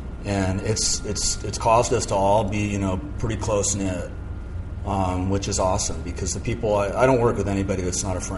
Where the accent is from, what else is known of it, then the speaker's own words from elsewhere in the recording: Malibu, California, United States; also born or lived in San Mateo; So I was born in Northern California. I was born in San Mateo. And we lived there until I was about 6. And then at that time, we moved to Southern California. And we moved to Point Doom in Malibu.